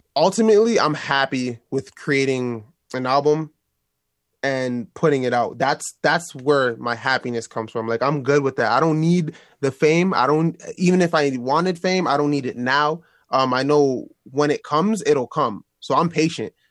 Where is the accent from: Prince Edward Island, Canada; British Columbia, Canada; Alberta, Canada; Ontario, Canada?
Ontario, Canada; Toronto; my hometown. I'm from here